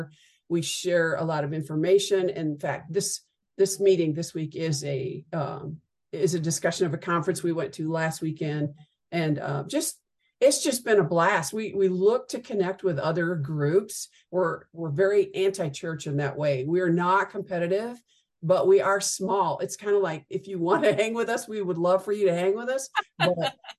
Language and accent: English; Midwest, United States; now in Dallas-Fort Worth, United States; I roughly grew up in the Midwest and moved to Texas in the 80s and have been here ever since